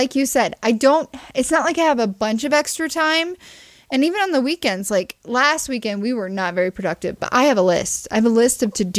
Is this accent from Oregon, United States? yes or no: no; Ozark, Missouri, United States; I'm from Ozark, Missouri.